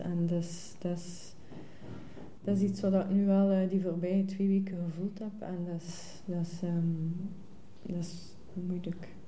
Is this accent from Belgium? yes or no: yes; Ghent, Flanders, Belgium; ik ben van Gent, ik ben hier geboren